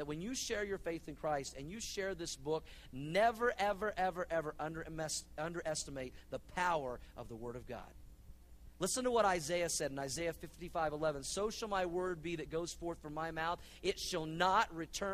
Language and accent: English; Oklahoma, United States; I grew up in Oklahoma